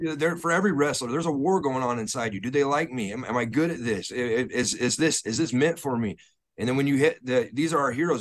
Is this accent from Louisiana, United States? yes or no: no; Texas, United States; we grew up in Texas